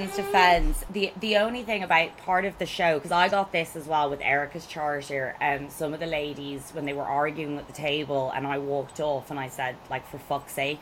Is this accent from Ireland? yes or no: yes; Ireland; I'm Irish